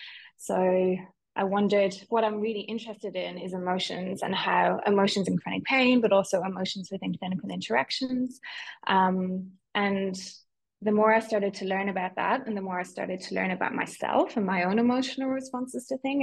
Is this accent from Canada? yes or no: no; Ireland; accent: Irish; also born or lived in London; So you might know from my accent, although my family would argue that I don't sound Irish anymore, but I'm Irish. So I grew up in Ireland